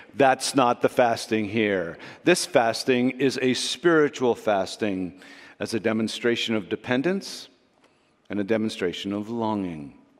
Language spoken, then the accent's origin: English; Canada; We're too Canadian.